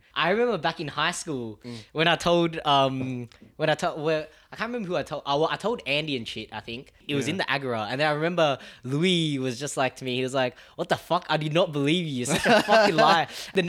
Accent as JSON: {"language": "English", "country": "Germany", "tie": "born there", "said": "I was born in Germany."}